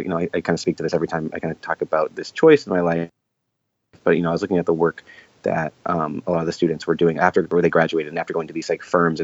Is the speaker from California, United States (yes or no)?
no; Boston, Massachusetts, United States; moved away as an adult; also born or lived in Florida; I'm from Boston